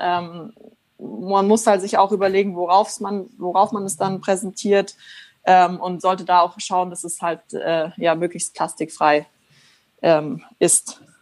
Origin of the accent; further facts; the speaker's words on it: Germany; bei uns in Deutschland